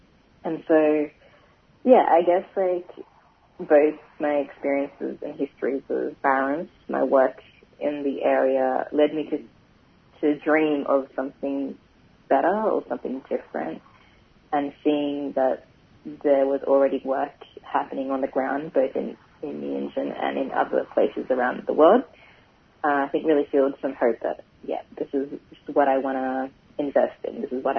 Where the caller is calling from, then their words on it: Paddington, Queensland, Australia; I'm calling in from, well, my office at the moment in Paddington. But, yeah, I live and work on Yagara and Turrbal country.